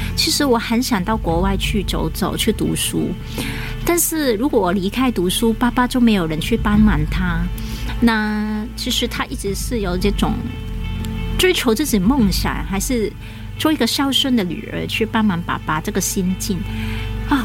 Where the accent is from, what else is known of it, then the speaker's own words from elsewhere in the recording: Hong Kong; moved away as an adult; also born or lived in Longtan, Taoyuan, Taiwan; now in Taoyuan, Taiwan; 我在香港也是从事摄影的工作，那来到台湾呢，也继续开始我独立那个，呃，摄影工作者相关的